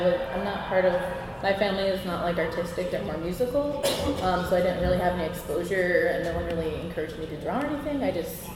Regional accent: Hawaii, United States; growing up in Hawaii

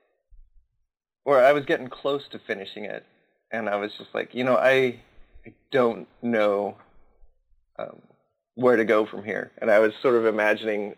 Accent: Southern California, United States; moved away as an adult; also born or lived in San Diego; now in Oregon, United States; I grew up in Southern California

